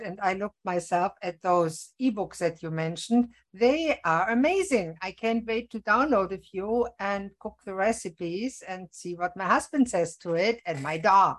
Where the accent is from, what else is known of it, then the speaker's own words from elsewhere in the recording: Germany; now in Canada; I was born in Germany